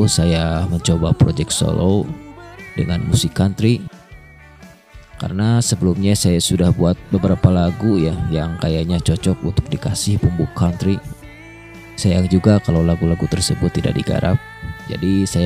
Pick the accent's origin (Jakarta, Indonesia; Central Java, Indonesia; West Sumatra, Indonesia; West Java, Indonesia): West Java, Indonesia; Tasikmalaya; pendatang baru di musik country Indonesia. Saya berasal dari Tasikmalaya.